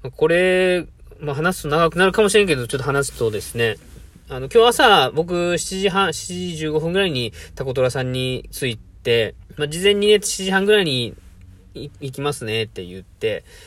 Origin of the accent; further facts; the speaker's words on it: Itoshima, Fukuoka, Japan; now in Yokkaichi, Japan; 僕の地元は福岡県糸島市なんですけども、僕、そもそも今は四日市でこういうコーヒーの活動してます